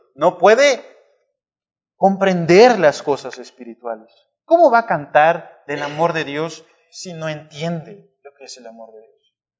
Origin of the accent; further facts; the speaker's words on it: Monterrey, Nuevo León, Mexico; nuestra condición como humanos, como mexicanos, como regios